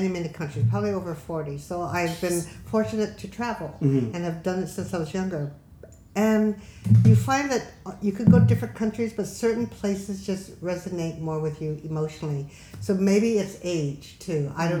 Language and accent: English; Los Angeles, California, United States; moved away as an adult; now in Jeju, South Korea; I grew up in Los Angeles. No four seasons at all.